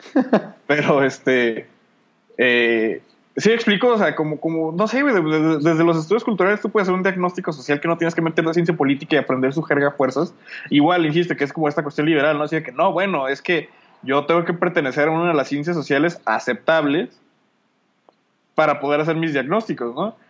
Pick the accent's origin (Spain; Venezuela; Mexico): Mexico; yo y la otra morra de México